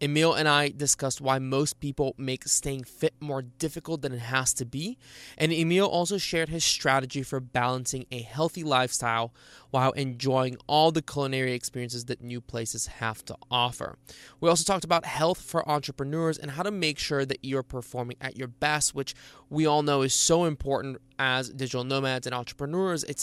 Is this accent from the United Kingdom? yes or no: no; Bulgaria; born there; I was born in Bulgaria, and uh, you know, people are always surprised when I don't have an accent.